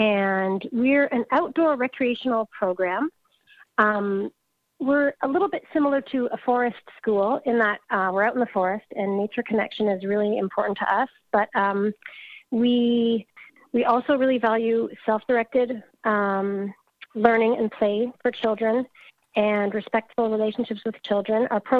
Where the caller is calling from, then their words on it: Dundas, Ontario, Canada; I'm coming from Dundas, which is very close to Hamilton, Ontario, in Canada.